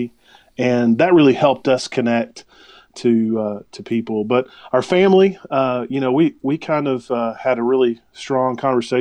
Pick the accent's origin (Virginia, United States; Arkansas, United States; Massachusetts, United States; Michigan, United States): Arkansas, United States; moved away as an adult; also born or lived in Dallas-Fort Worth, Texas; now in Spearfish, United States; mostly small town. That's where I grew up in Arkansas